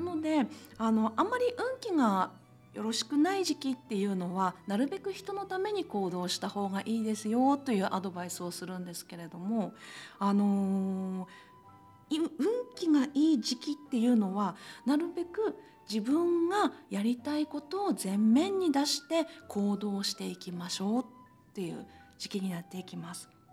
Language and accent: Japanese; Iwate, Japan; moved away as an adult; also born or lived in Akita; now in Kitaakita, Japan; 私は秋田出身ではなくて、岩手県出身なんで、うんええ、成人式は岩手県の方でしたんですけど